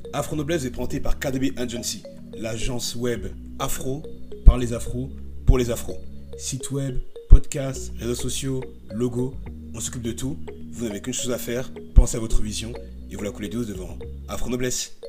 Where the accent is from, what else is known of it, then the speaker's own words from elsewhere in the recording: Paris, Île-de-France, France; Je suis né, j'ai grandi à Paris